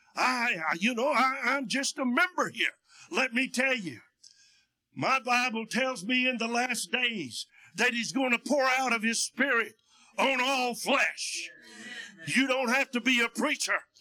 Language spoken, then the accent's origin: English; United States; also born or lived in Russia; I was born and raised in Union County